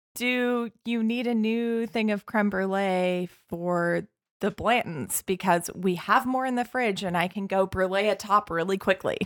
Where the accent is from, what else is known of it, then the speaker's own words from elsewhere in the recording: Butte, Montana, United States; I'm from Butte, Montana.